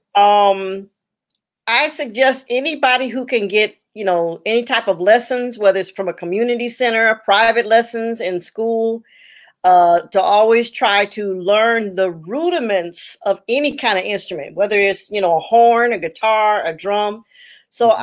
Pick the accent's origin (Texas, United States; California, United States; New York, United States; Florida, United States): California, United States; Los Angeles; also born or lived in Chicago, Illinois; my parents moved to Los Angeles when I was 10